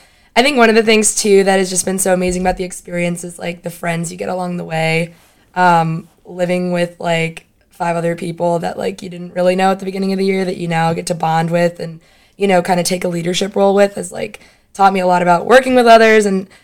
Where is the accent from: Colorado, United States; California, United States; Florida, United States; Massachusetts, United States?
Florida, United States; South; moved away as an adult; I'm from South Florida